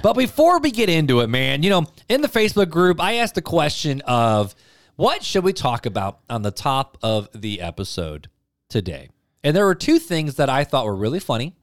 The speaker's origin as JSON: {"language": "English", "town": "Highland", "region": "Indiana", "country": "United States", "tie": "born or raised there", "also_born_or_lived": "Hammond, Indiana", "said": "I grew up in Hammond and then over to Highland."}